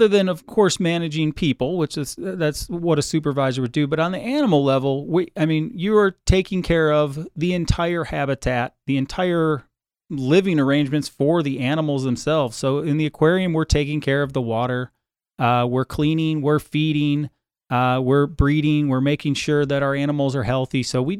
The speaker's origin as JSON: {"language": "English", "town": "Cleveland", "region": "Ohio", "country": "United States", "tie": "born or raised there", "said": "I grew up in the state of Ohio. I grew up in just outside Cleveland, Ohio, right on Lake Erie."}